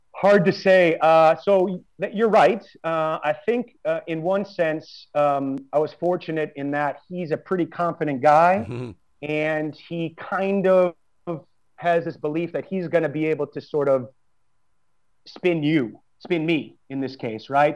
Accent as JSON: {"language": "English", "country": "United States", "also_born_or_lived": "Prague", "moved": "as an adult", "said": "I'm American"}